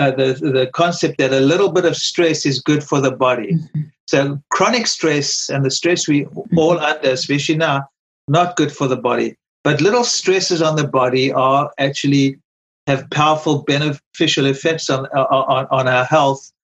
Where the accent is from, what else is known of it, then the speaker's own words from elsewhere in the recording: South Africa; now in United States; I remember when I came from South Africa, for instance, you know, in South Africa, you used to much smaller portions. You come to America, the portions are so huge